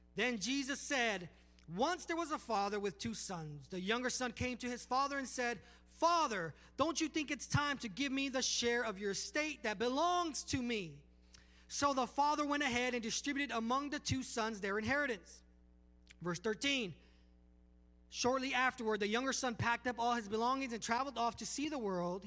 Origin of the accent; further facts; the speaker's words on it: Palmdale, California, United States; moved away as an adult; also born or lived in Los Angeles, California; now in Alabama, United States; I'm from Los Angeles, California, uh, Palmdale, California